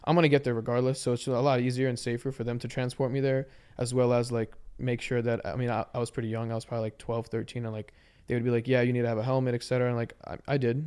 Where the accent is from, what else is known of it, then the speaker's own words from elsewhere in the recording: Maryland, United States; I'm from Maryland